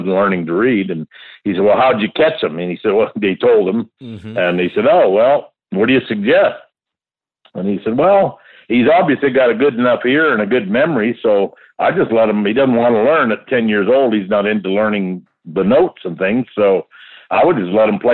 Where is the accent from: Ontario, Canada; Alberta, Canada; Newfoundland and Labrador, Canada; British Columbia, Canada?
British Columbia, Canada; Surrey; moved away as an adult; also born or lived in Cloverdale / Edmonton / Los Angeles / Nashville; now in Austin, United States; I grew up there in North Surrey